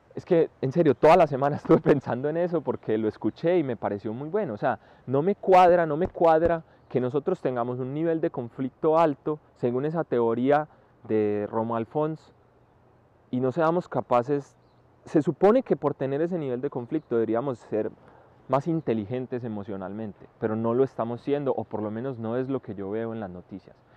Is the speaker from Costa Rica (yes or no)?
no; Colombia; now in Spain; los colombianos